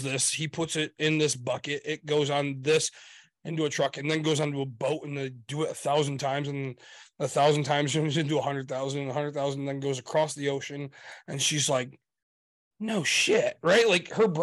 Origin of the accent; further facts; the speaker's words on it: United States; we're American